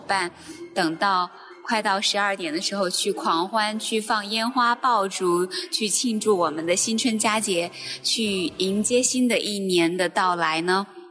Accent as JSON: {"language": "Chinese", "country": "China", "lives_now": "Shenzhen, China", "said": "我们中国人"}